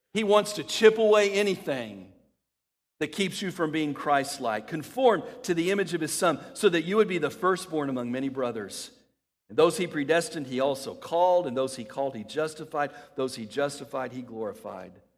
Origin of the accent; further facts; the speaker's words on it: El Paso, Texas, United States; When I was a kid, growing up in El Paso, Texas